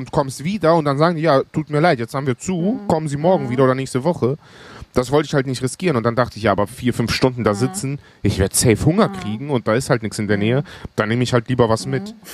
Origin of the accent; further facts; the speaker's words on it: northern Greece, Greece; also born or lived in Germany; ich komme ja aus dem Norden Griechenlands